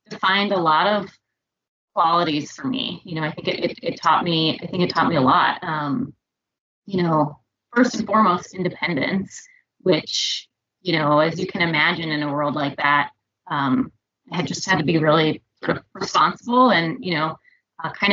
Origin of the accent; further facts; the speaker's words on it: suburb outside of Indianapolis, United States; I grew up in the Midwest. I grew up in a little suburb outside of Indianapolis.